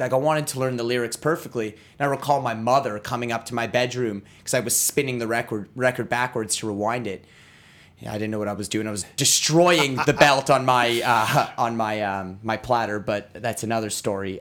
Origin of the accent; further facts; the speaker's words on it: Ottawa, Ontario, Canada; I grew up in Ottawa. I grew up down the street.